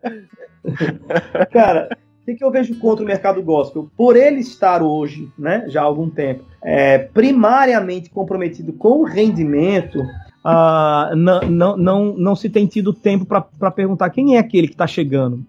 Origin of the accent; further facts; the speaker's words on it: Brazil; que formou a gente enquanto brasileiro